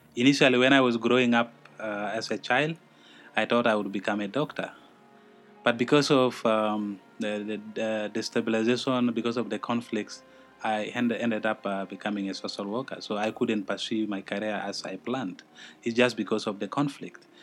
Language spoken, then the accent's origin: English; South Sudan; I come from the Republic of South Sudan, and that's one of the newest countries in the world